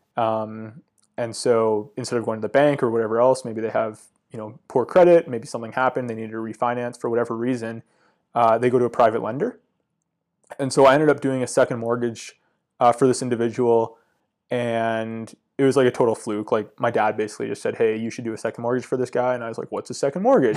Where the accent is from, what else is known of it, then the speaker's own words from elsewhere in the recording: Comox, British Columbia, Canada; growing up on Vancouver Island, uh, Comox is, like, a really cool town